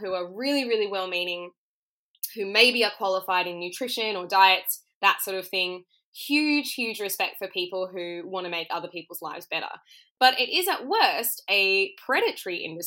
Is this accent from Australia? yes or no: yes; Perth, Western Australia, Australia; now in Melbourne, Australia; I'm from Perth originally